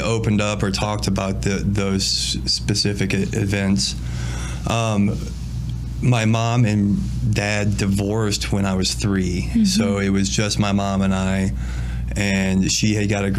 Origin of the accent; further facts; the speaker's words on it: Princeton, Illinois, United States; I was born and raised up in Princeton, Illinois area.